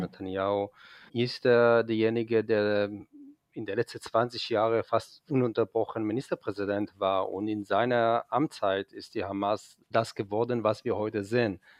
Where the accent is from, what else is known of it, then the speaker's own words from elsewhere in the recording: a kibbutz near the Gaza Strip, Southern District, Israel; German is a second language; now in Frankfurt, Germany; Ich bin im Kibbutz aufgewachsen, der nur 40 Kilometer von der Gazastreifen ist